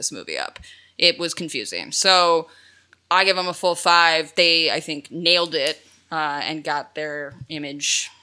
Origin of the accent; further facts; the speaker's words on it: Chicago, Illinois, United States; my hometown, Chicago